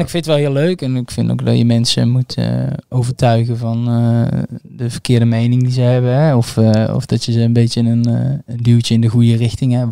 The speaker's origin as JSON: {"language": "Dutch", "region": "North Brabant", "country": "Netherlands", "also_born_or_lived": "Bonaire", "said": "ik ben een Brabander"}